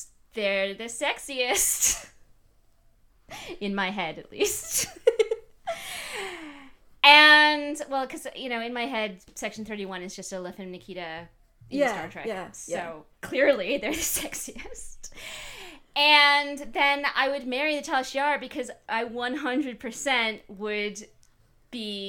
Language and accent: English; Connecticut, United States; I am from Connecticut, where I am free to not care about sports at all, because we don't have any